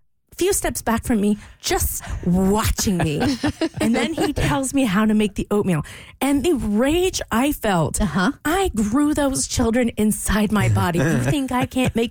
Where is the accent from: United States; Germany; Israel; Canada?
United States; Louisiana; moved away; I grew up in Louisiana